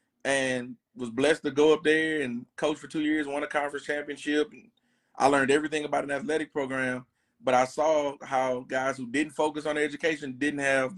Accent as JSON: {"language": "English", "town": "Tyler", "region": "Texas", "country": "United States", "tie": "born or raised there", "also_born_or_lived": "Waco, Texas / New Orleans, Louisiana", "said": "growing up in Tyler"}